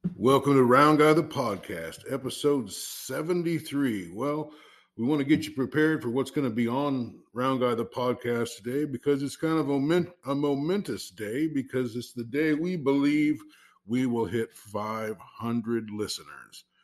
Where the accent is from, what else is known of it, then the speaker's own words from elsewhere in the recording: Southeast Iowa, United States; I'm from Southeast Iowa, and that's where I live